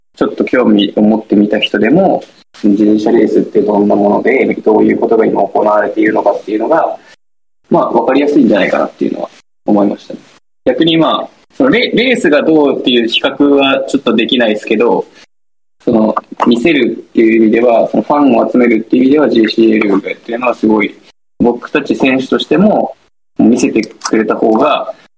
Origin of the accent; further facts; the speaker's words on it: Kumamoto, Japan; もともと僕も熊本出身なんで